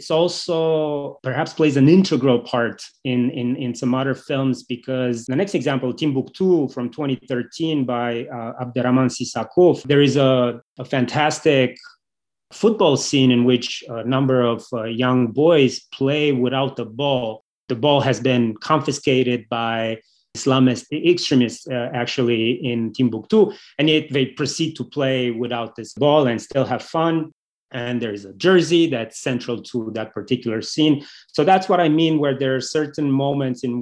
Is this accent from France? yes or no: no; Romania; moved away; also born or lived in United States; I grew up in Romania. It's a country where we love football.